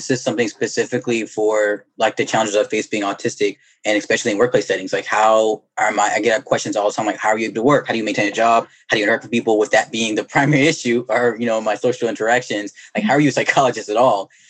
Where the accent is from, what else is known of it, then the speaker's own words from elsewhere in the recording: Alabama, United States; moved away; also born or lived in Georgia; I'm from Alabama originally